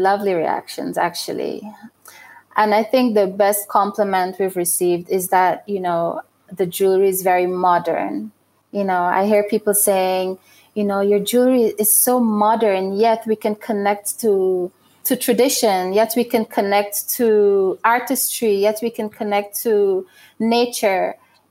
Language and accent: English; Burundi; But when I travel to New York and I'm at a trade show and someone sees that I'm from Burundi and that the jewelry are made in Burundi